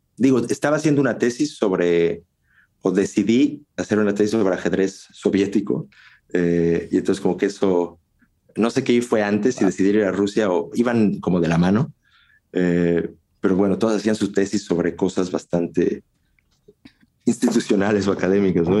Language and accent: Spanish; Mexico; moved away as an adult; also born or lived in Russia; now in Czech Republic; yo me fui de México